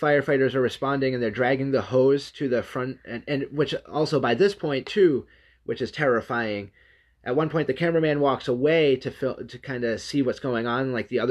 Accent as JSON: {"language": "English", "region": "New Hampshire", "country": "United States", "tie": "born or raised there", "said": "I've actually lived in New Hampshire most of my life"}